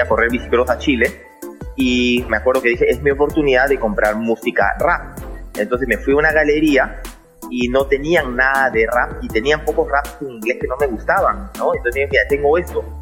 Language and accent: Spanish; Peru; also born or lived in New York, United States; Yo nací en Nueva York, eh, eh, padre americano, mamá peruana entonces yo viví en los Estados Unidos casi hasta los 10 años y medio, bordeando los 11 años, y de ahí me vine al Perú